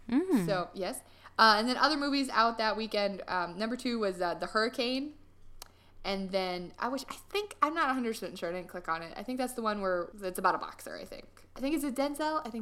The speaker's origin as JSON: {"language": "English", "country": "Ireland", "said": "I am it. Irish. I'm just an Irish girl."}